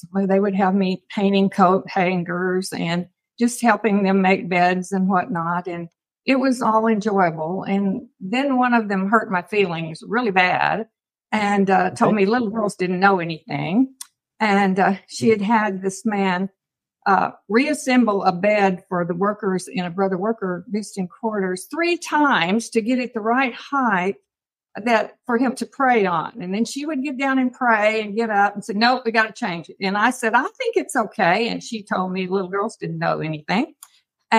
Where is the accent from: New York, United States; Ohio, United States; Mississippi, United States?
Mississippi, United States; Jackson; also born or lived in California / Oklahoma; now in Texas, United States; I was born in California and grew up in Mississippi on Jackson, Mississippi Convention Grounds.